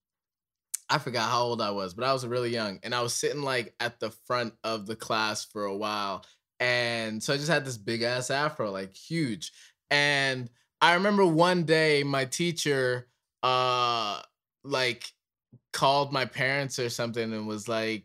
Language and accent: English; Ireland; moved away; I grew up in Ireland for like 9 years